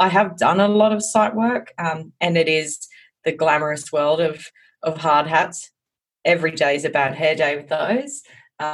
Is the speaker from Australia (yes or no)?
yes; Gladstone, Queensland, Australia; I grew up in Gladstone in central Queensland